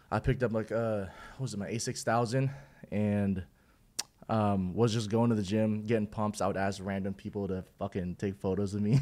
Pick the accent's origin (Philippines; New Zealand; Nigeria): Philippines; now in Houston, United States; I'm originally from the Philippines.